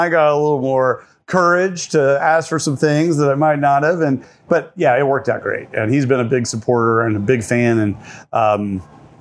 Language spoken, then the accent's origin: English; Henderson, Kentucky, United States; moved away as an adult; also born or lived in California; now in Kentucky, United States; I am from Kentucky, originally from Henderson, Kentucky